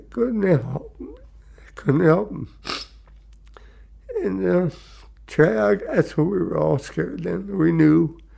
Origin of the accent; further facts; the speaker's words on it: New Brighton, Pennsylvania, United States; I was born in New Brighton, Pennsylvania, January 21st, 1926.